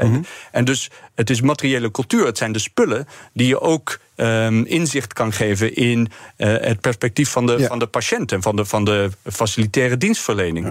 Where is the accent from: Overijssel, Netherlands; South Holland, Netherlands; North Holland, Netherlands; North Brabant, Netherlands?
North Brabant, Netherlands; Eindhoven; now in Leiden, Netherlands; geboren en getogen in Eindhoven